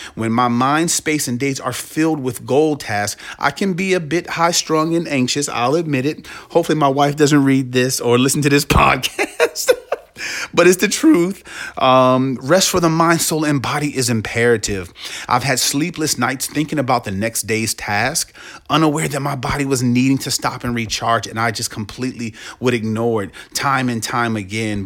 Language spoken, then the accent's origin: English; Washington, District of Columbia, United States; also born or lived in Canton, Ohio; I was born in Canton, Ohio, but my family and I moved to the Washington, D C metro area in the mid to late eighties with my siblings.